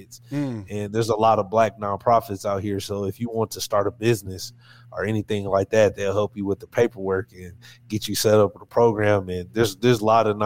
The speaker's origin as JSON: {"language": "English", "town": "Portland", "region": "Oregon", "country": "United States", "tie": "born or raised there", "said": "I'm from Northeast Portland"}